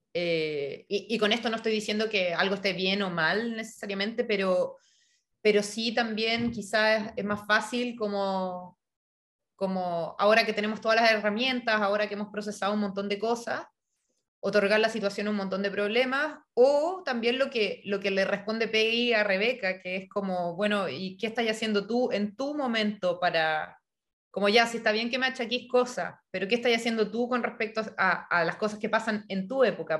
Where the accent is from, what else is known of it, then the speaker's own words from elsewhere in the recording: Chile; moved away as an adult; also born or lived in Europe; me fui eh, a estudiar de Chile a Europa